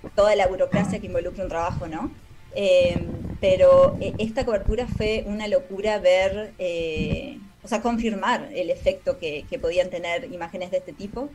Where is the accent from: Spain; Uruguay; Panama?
Uruguay; Maldonado; moved away as an adult; also born or lived in San Carlos, Uruguay; now in United States; soy uruguaya, nací en San Carlos